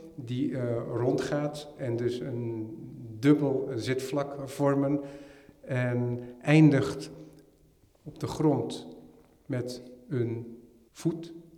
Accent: Netherlands; helemaal als Nederlander

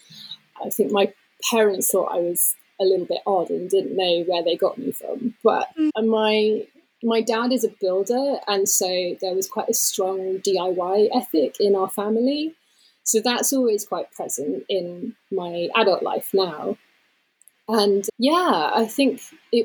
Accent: London, United Kingdom; moved away as an adult; now in Somerset, United Kingdom; I was born in London, and then we moved to, it's pretty much still London, but it was kind of the suburban area outside of it

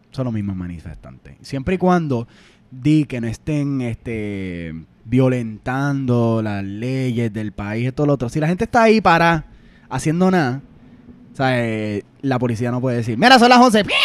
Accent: Puerto Rico; nosotros los puertorriqueños jugamos mucho Call of Duty.

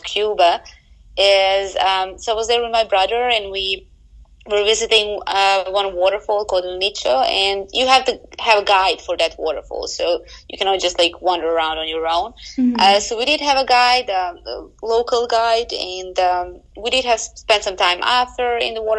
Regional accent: Bosnia & Herzegovina; moved away as an adult; now in Vienna, Austria; I grew up in Bosnia and Herzegovina, which is by car about 6 hours from Vienna.

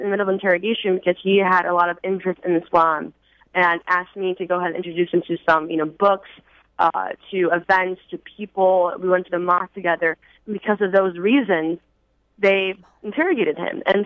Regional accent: Schaumburg, Illinois, United States; my community, I lived in Schaumburg, Illinois

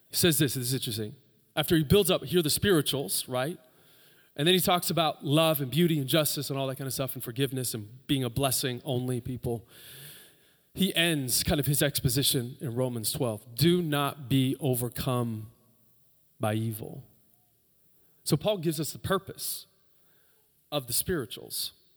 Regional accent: United States; we're Americans

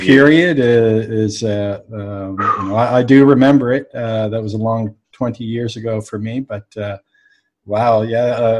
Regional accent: Halifax, Nova Scotia, Canada; I'm from Halifax, so I know and play.

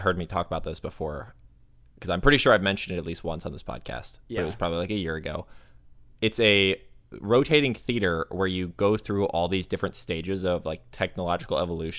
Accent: Tampa, Florida, United States; I am from Tampa, which even Tampa itself has some of the like most renowned roller coasters because there's Busch Gardens. And that's like supposed to have a ton of good roller coasters. I never went on any of them growing up because I was afraid of them.

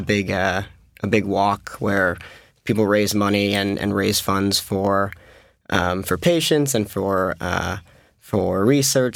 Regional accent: Massachusetts, United States; we're from Massachusetts

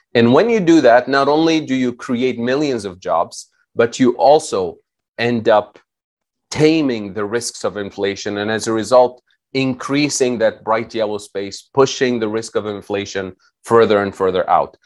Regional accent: Tunisia; moved away; I'm originally from Tunisia

